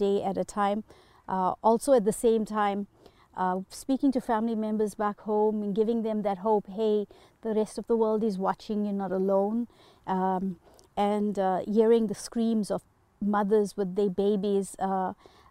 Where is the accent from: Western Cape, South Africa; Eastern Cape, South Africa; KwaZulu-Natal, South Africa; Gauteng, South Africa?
KwaZulu-Natal, South Africa; Durban; moved away as an adult; now in Manitoba, Canada; my entire extended family and immediate family live in Durban